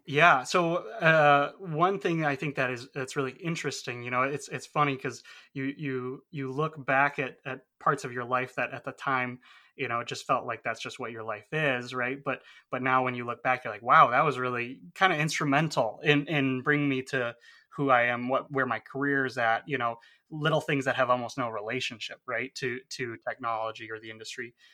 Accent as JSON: {"language": "English", "area": "outside of Chicago", "region": "Illinois", "country": "United States", "tie": "born or raised there", "also_born_or_lived": "Aurora", "said": "I grew up outside of Chicago, you know, traveled around different suburbs"}